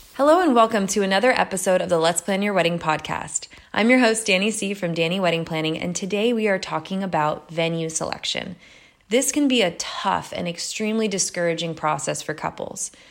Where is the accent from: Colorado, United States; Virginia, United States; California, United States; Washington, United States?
California, United States; Carmel; my hometown, Carmel, California